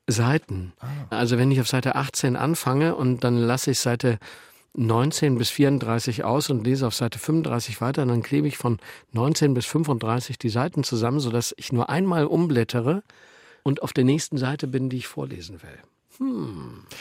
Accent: Meerbusch, North Rhine-Westphalia, Germany; moved away as an adult; also born or lived in Düsseldorf / Bavaria / Italy; Ich bin auf der anderen Rheinseite aufgewachsen in Meerbusch. Das ist ein Vorort von Düsseldorf

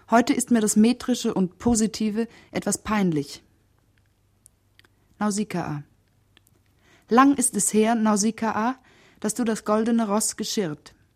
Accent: Steinbach, Bavaria, Germany; Ich komme aus Steinbach, das liegt im Spessart bei Lohr

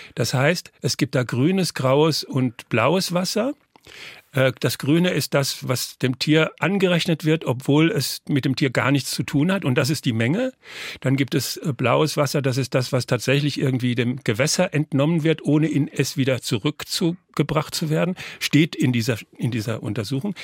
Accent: Northern Germany, Germany; ich komme ja aus Norddeutschland

